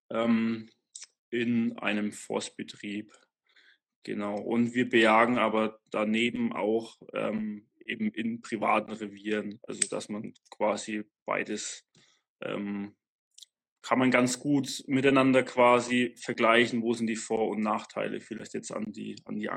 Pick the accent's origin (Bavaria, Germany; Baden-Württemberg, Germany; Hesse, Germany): Bavaria, Germany; ich komme aus Franken, ähm, eigentlich direkt nördlich von Nürnberg.